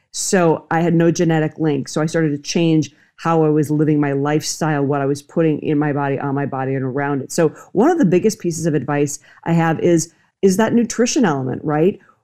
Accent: Minnesota, United States; now in Los Angeles, United States; I grew up in Minnesota. And I'm in Los Angeles now

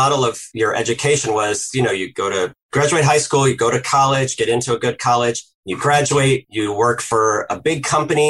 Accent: Indianapolis, Indiana, United States; I grew up in Indianapolis, Indiana, and, you know, heart of the Midwest.

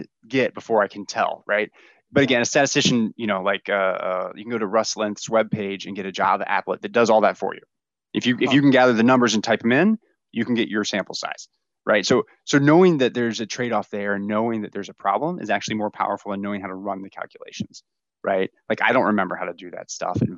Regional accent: Tampa, Florida, United States; I grew up in Tampa, Florida

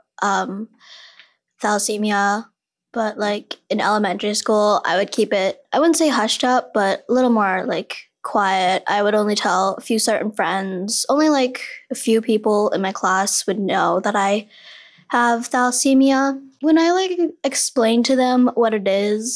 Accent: Rockville, Maryland, United States; also born or lived in China; I'm from, I guess, outside the D.C. area, Rockville, Maryland

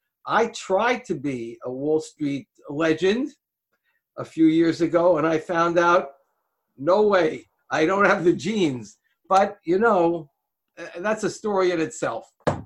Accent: Manhattan, New York, United States; I grew up on the Upper East Side of Manhattan, which is a ritzy area. When I grew up, when I was a kid, and it was a little while ago, it was a filled with Jews

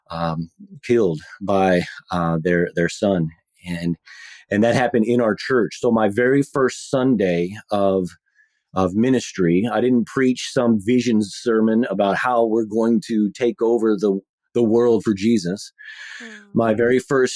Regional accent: Texas, United States; moved away as an adult; now in Pacific Northwest, United States; we're both from Texas, so we're Texan transplants.

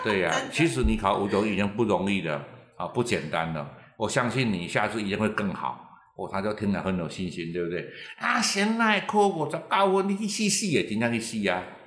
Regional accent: Taiwan; 我们其实台湾人

